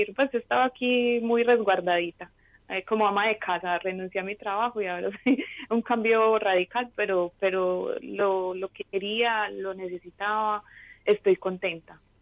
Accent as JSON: {"language": "Spanish", "town": "Medellín", "region": "Antioquia", "country": "Colombia", "moved": "as an adult", "lives_now": "New York, United States", "said": "soy de Medellín, pero en este momento estoy viviendo en Nueva York"}